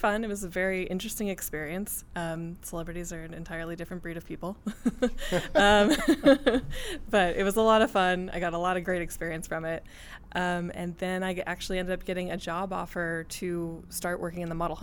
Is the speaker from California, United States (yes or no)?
yes; Santa Barbara, California, United States; I am from Santa Barbara, California